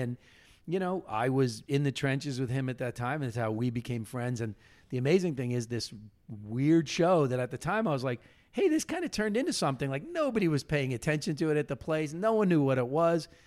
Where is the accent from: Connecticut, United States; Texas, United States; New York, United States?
New York, United States; Long Island; also born or lived in Ithaca, New York; I grew up on Long Island.